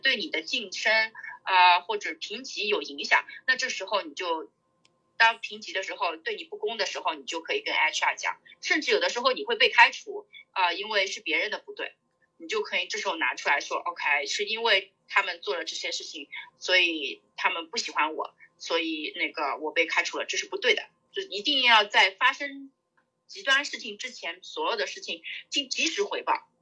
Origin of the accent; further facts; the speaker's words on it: China; now in United States; 我们中国人嘛，在，呃，美国大公司